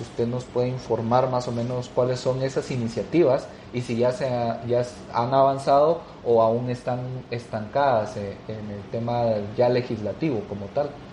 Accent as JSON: {"language": "Spanish", "country": "Guatemala", "said": "como sociedad guatemalteca"}